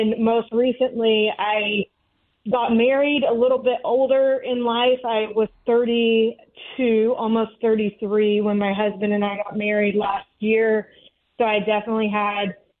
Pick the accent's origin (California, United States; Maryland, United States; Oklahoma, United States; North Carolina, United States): North Carolina, United States; I grew up in North Carolina